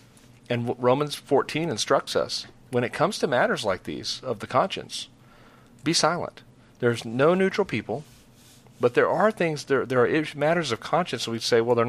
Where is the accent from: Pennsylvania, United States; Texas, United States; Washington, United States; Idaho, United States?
Texas, United States; we're from Texas.